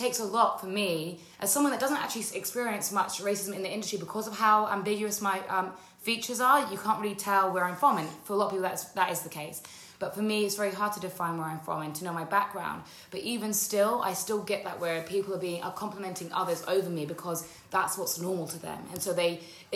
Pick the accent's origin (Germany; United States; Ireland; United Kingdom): United Kingdom; I grew up in just outside of London in a predominantly white area